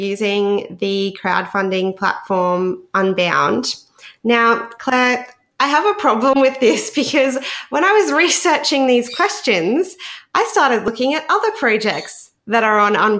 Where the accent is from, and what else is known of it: Australia